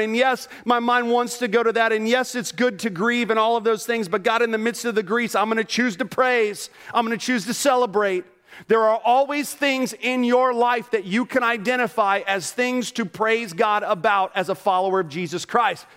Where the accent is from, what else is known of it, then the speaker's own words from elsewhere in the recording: Orlando, Florida, United States; moved away; I grew up in Orlando, Florida.